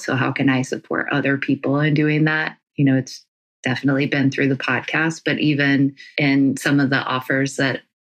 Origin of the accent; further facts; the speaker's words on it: North Carolina, United States; now in California, United States; I live in California, if you don't know that already, and I'm from North Carolina